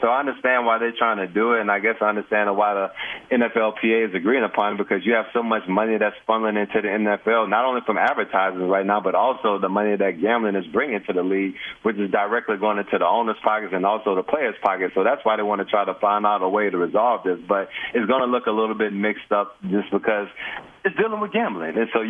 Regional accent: Bay St. Louis, Mississippi, United States; I'm from Bay St. Louis, Mississippi, so I'm from that area.

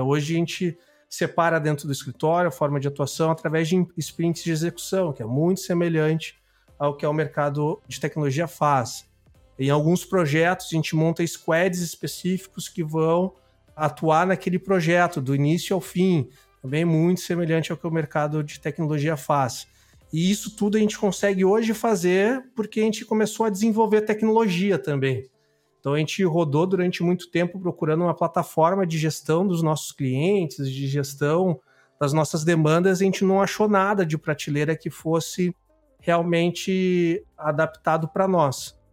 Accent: Mato Grosso do Sul, Brazil; now in Porto Alegre, Brazil; sou sul-mato-grossense, moro no Rio Grande do Sul, moro em Porto Alegre há muitos anos

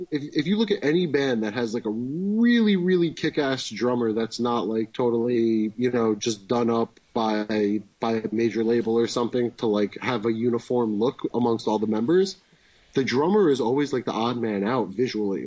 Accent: Wayne, New Jersey, United States; born or raised there

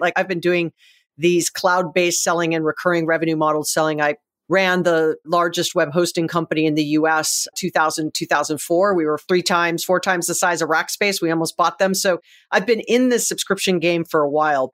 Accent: Hawaii, United States; I'm from Hawaii

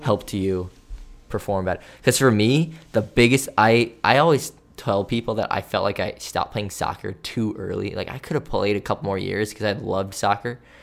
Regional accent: New York, United States; growing up in New York

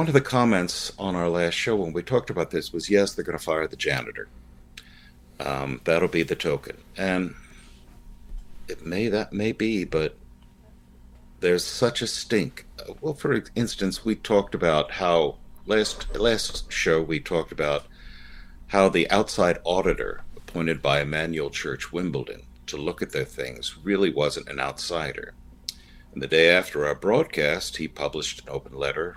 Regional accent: United States; I'm an American.

